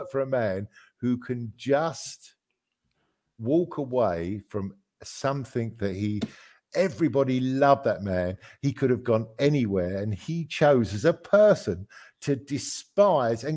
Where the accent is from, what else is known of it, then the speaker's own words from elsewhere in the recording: England, United Kingdom; moved away; You know, I come from England, from a town that was predominantly white